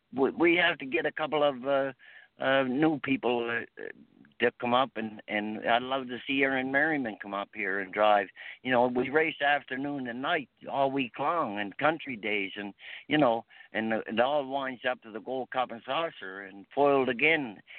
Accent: Dartmouth, Nova Scotia, Canada; also born or lived in Moncton / Truro; I grew up near the Webby Stable in Dartmouth

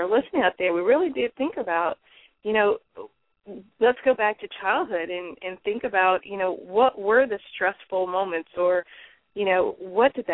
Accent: the South, United States; I'm from the South, so we call it dressing.

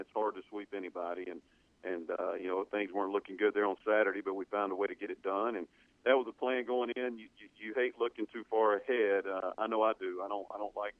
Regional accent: Mississippi, United States; I'm from Mississippi

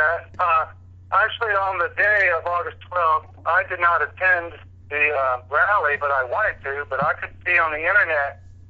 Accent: Charlottesville, Virginia, United States; I was born here in Charlottesville in 1964

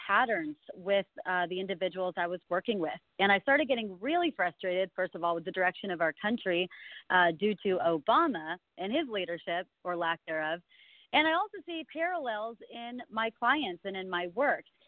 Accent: California, United States; born and raised in California my whole life

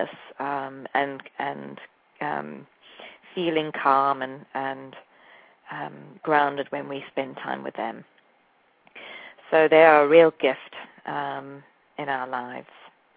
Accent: South Africa; moved away as an adult; also born or lived in England; now in New Jersey, United States; I am partly English and South African. I grew up in South Africa

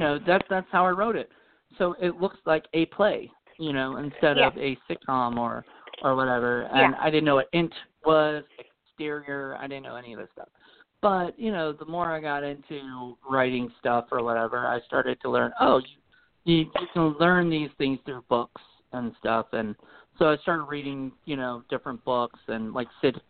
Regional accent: Williamsburg, Virginia, United States; I grew up in Williamsburg, Virginia, and born and raised and lived here

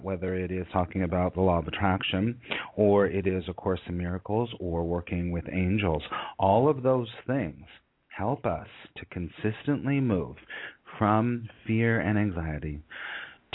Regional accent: California, United States; moved away; also born or lived in New York City; I'm originally from California

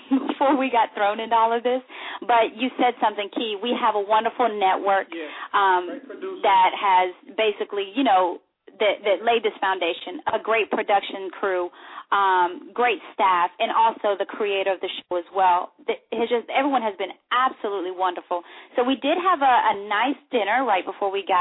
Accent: United States; I am American by birth, but at the same time, you know, when you grow up in a Spanish household, you do get a little bit of everything.

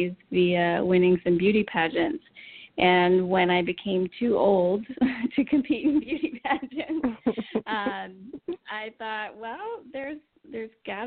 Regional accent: Pennsylvania, United States; now in Texas, United States; I grew up in a small town in Pennsylvania

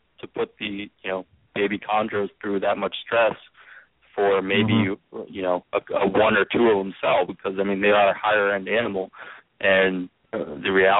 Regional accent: Pennsylvania, United States; I'm from Pennsylvania

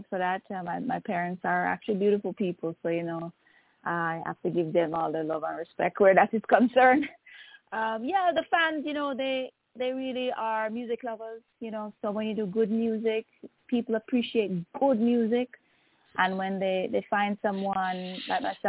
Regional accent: Jamaica; now in Toronto, Canada; I am originally from Jamaica, and I'm now based in Toronto, Canada.

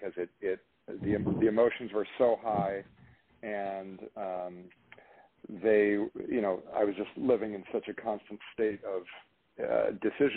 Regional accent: Minnesota, United States; moved away; also born or lived in Marin County, California; I've been a Californian since 1992. Prior to that time, I grew up in Minnesota

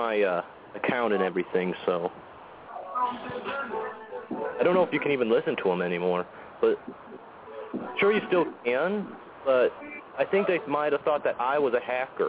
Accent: Indiana, United States; I'm from Indiana.

